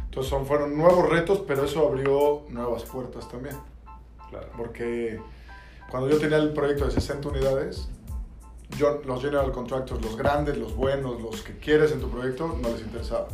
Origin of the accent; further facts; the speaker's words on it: Mexico; moved away as an adult; yo nací y crecí en México